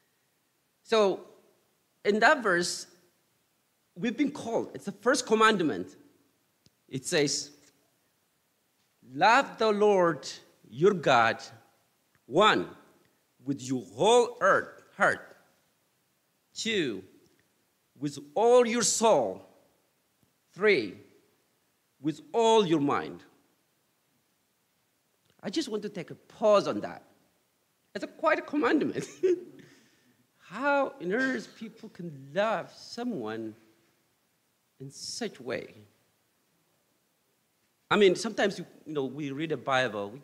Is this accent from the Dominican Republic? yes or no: no; Ethiopia; now in United States; my experience growing up in Ethiopia first, and then after I moved to U.S. here.